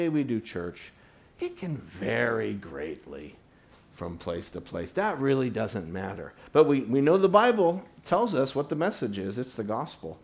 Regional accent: United States; me as an American

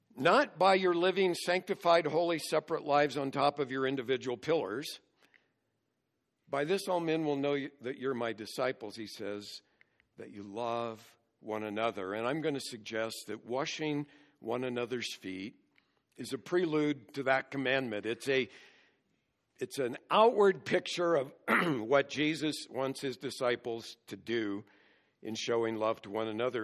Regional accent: United States; as American Christians

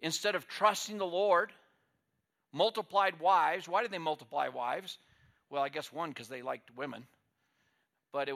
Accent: United States; as American people

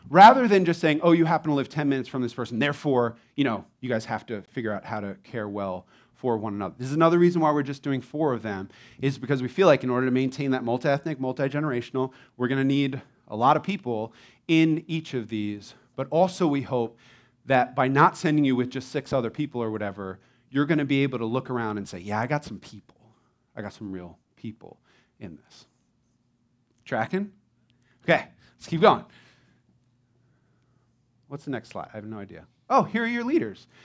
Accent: Florida, United States; Growing up in Florida in eternal summer, I just really value the seasons that New Jersey offers.

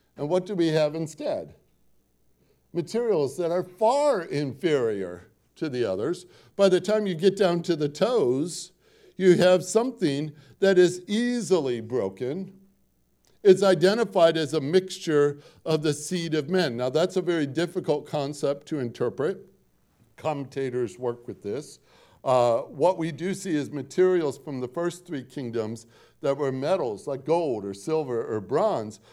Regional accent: Portage, Indiana, United States; moved away; also born or lived in Gary, Indiana; I grew up in Northwest Indiana, uh, lived one mile off the shore of Lake Michigan

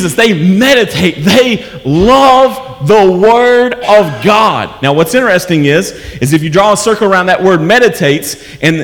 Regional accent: United States; As an American

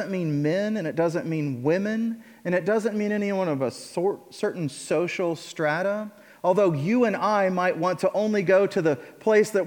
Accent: Illinois, United States; now in Indiana, United States; I grew up in Illinois

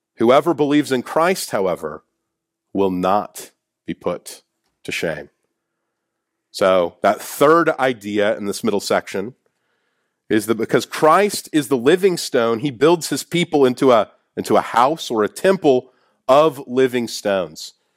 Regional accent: Kansas City, United States; I'm from Kansas City

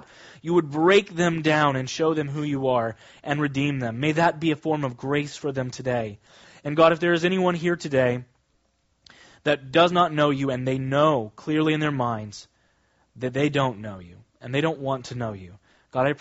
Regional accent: Kansas, United States; now in Long Island, United States; When I was growing up, I grew up in Kansas, very different than Long Island.

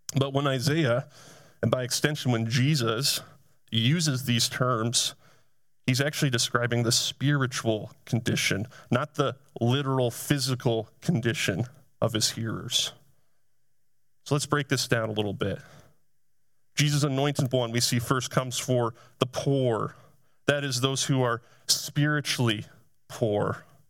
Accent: Essex, Vermont, United States; I grew up in the town of Essex, Vermont

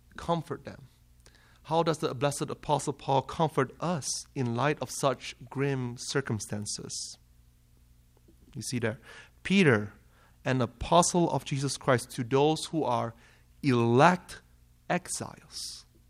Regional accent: Malaysia; moved away as an adult; now in Kalamazoo, United States; I am from Malaysia. So if you haven't caught the accent

